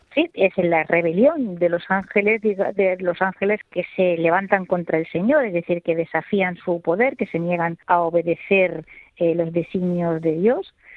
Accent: El Borge, Andalusia, Spain; el patrón de mi pueblo es San Gabriel

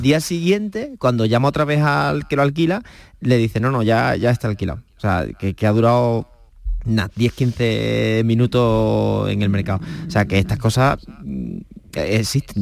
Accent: Cádiz, Andalusia, Spain; yo soy de Cádiz

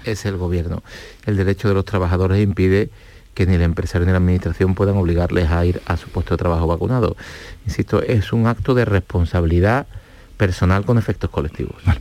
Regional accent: Andalusia, Spain; los andaluces somos los españoles

